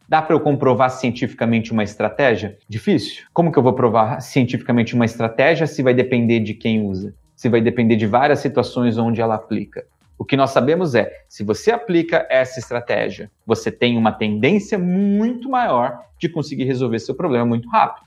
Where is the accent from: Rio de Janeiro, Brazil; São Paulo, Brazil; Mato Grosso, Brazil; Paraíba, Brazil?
São Paulo, Brazil; nasci na Zona Leste de São Paulo, num bairro super pobre